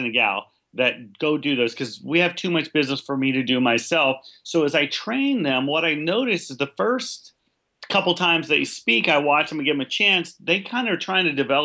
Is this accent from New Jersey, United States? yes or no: no; California, United States; I grew up in California, and they had a pretty developed leadership program